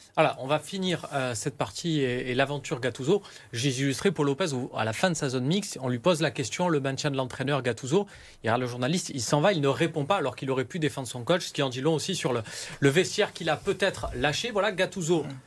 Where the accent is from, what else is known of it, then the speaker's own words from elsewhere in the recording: Marseille, Provence-Alpes-Côte d'Azur, France; en tant que Marseillais, j'ai les bons plans